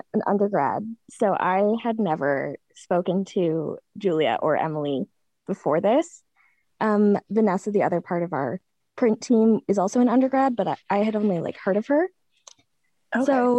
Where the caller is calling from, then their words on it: Kingston, Ontario, Canada; I am calling in from Kingston, Ontario, under my covers.